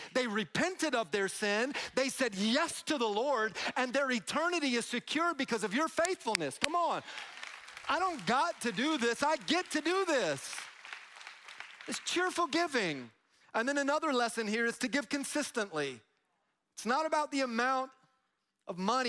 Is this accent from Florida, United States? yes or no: yes; Tampa, Florida, United States; I'm from Tampa